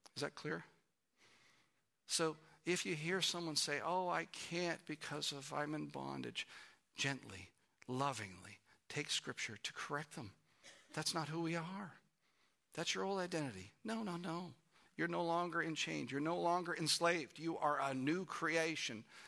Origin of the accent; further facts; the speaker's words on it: Canada; moved away as an adult; we're from Canada